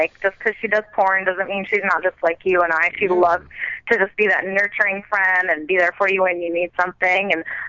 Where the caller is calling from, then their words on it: Fontana, California, United States; I'm calling from Fontana.